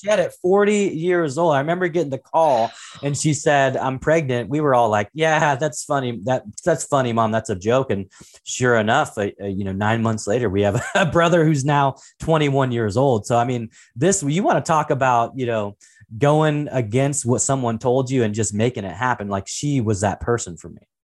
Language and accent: English; Portland, Oregon, United States; I was actually, uh, born and raised in Portland, Oregon, uh, actually a little town called Saint John's